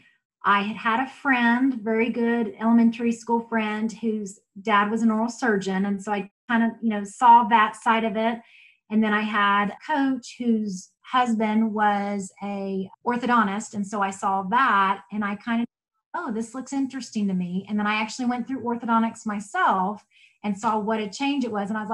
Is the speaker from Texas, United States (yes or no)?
yes; Texas, United States; moved away as an adult; also born or lived in Oklahoma; now in Yukon, United States; I grew up in Texas, but I came to Oklahoma to go to undergrad.